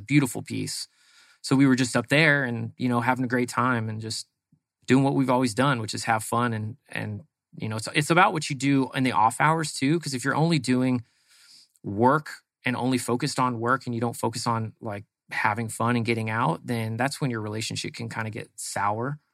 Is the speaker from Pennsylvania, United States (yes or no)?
no; East Bay, San Francisco Bay Area, California, United States; moved away as an adult; now in Arizona, United States; Grew up in the East Bay of San Francisco, which is out kind of uh, like Livermore, Dublin area